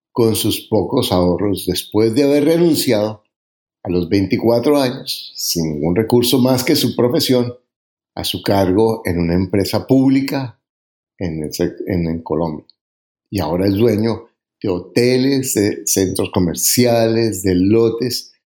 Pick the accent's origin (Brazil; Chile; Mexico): Mexico; tengo 28 años, soy mexicano y soy ingeniero civil